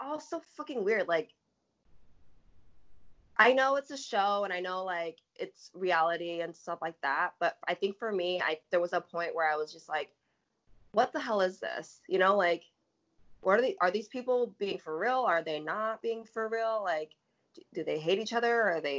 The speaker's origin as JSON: {"language": "English", "region": "Pacific Northwest", "country": "United States", "said": "I mean, I'm from the Pacific Northwest. So, for me, like, I, you know, I'm really in tune with nature."}